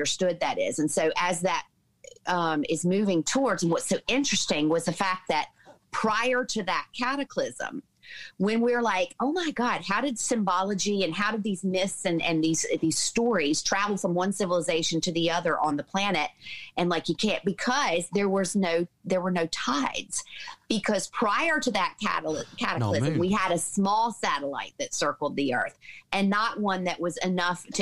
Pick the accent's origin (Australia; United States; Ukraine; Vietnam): United States; the Bible Belt; grew up in the Bible Belt in the States.